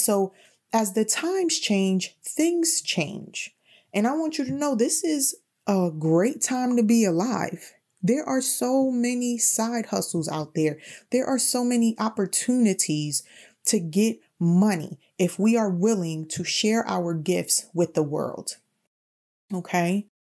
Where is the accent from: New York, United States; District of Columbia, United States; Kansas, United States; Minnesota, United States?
New York, United States; New York City; also born or lived in Bronx; I consider myself someone who grew up in the heights